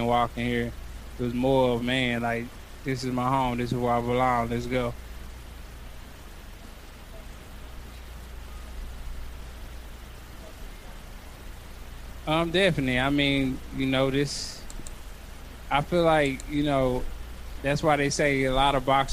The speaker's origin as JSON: {"language": "English", "area": "Arlington", "region": "Texas", "country": "United States", "tie": "born or raised there", "said": "doing it in my hometown in front of all my fans"}